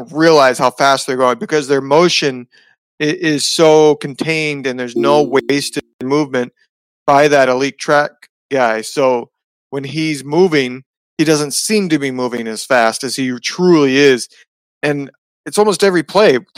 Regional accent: West Lafayette, Indiana, United States; I grew up in West Lafayette, Indiana, which is where Purdue University is

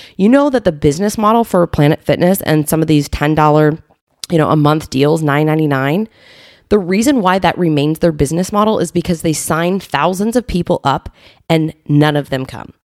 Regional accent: Southern Illinois, United States; also born or lived in Bloomington, Illinois; now in Naperville, United States; I grew up in Illinois, in Southern Illinois

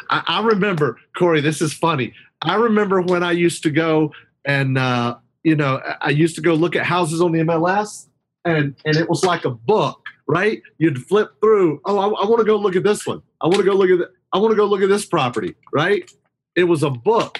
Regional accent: Hickory, North Carolina, United States; I'm from Hickory, North Carolina, high school graduate

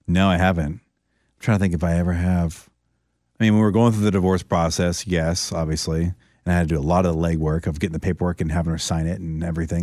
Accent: Orlando, Florida, United States; moved away as an adult; also born or lived in San Francisco; She was the vessel to get me out of my hometown and to get me over to the West Coast, 'cause I would have probably done it at some point, but it got me to do it sooner than I wanted to. I was uncomfortable leaving Orlando, moving to San Francisco

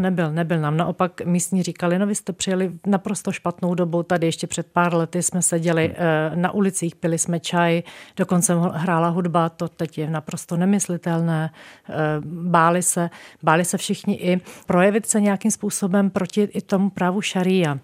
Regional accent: Czechia; z České republiky

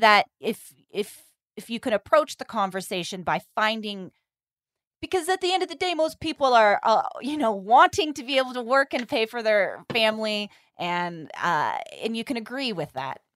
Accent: California, United States; I'm from California

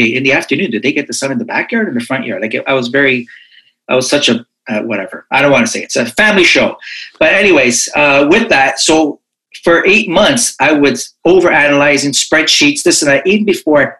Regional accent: Toronto, Ontario, Canada; I'm from Toronto, Canada

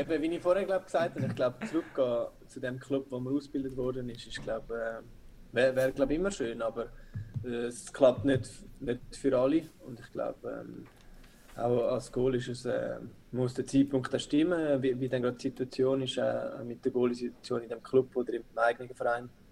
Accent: Zurich, Switzerland; moved away as an adult; ich bin auch in Zürich aufgewachsen

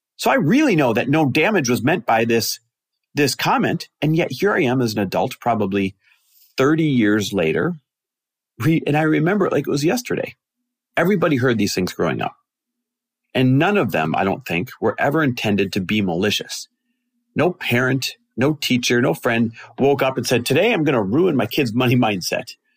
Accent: Midwest, United States; growing up in the Midwest the way that we both did

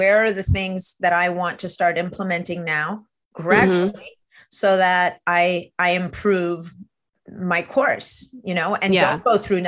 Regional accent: Montreal, Quebec, Canada; I'm from Montreal. I speak French.

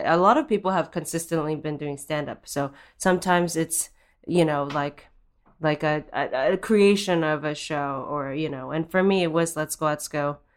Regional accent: Japan; moved away; I am Japanese and I grew up in Japan

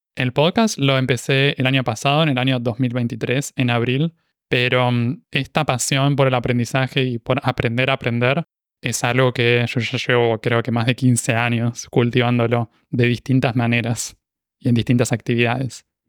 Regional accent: Buenos Aires, Argentina; accent: rioplatense; first language Spanish; moved away as an adult; now in Montevideo, Uruguay; nací en Buenos Aires, Argentina, y soy originalmente de Argentina

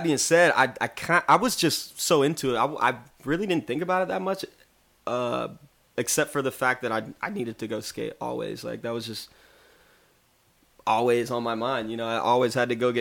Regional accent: Atlanta, Georgia, United States; growing up in Atlanta

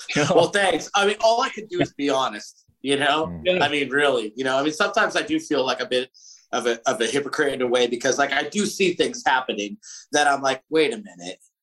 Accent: Southern California, United States; We we grew up in Southern California

